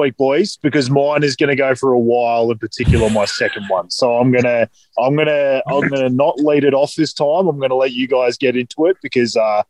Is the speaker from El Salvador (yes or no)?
no; New Zealand; I am a Kiwi.